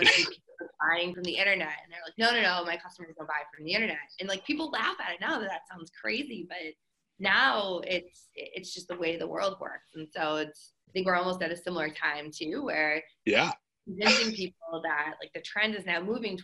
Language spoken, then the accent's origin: English; Boston, Massachusetts, United States; moved away; I'm originally from the Boston area